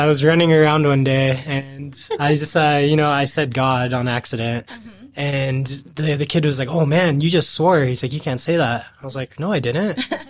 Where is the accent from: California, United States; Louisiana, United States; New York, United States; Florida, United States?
California, United States; born there; also born or lived in Washington; now in Utah, United States; So, originally, I was born in California. My dad was in the Navy, so we bounced around a lot around the coast.